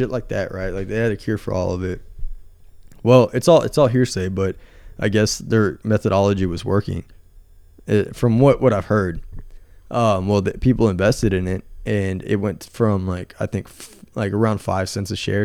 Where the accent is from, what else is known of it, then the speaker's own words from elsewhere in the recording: Texas, United States; I'm from Texas